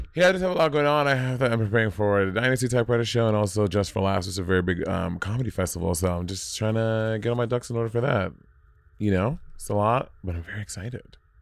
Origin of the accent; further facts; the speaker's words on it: New York City, New York, United States; moved away; as a New Yorker